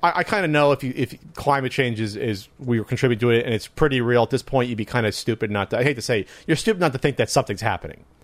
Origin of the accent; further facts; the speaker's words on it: New Jersey, United States; moved away as an adult; now in Southern California, United States; I grew up East Coast, but I I consider myself in between East and West Coast. I still have that Jersey edge